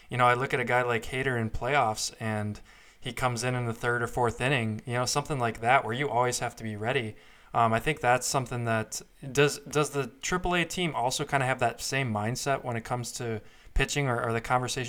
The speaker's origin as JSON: {"language": "English", "town": "Madison", "region": "Wisconsin", "country": "United States", "tie": "born or raised there", "said": "growing up in Madison, Wisconsin, for me, I was a Mallards fan, grew up watching them play"}